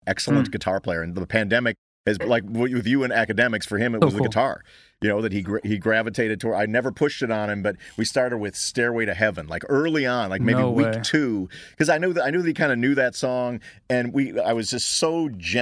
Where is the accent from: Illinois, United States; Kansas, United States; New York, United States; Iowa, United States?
Illinois, United States; Libertyville; my hometown Libertyville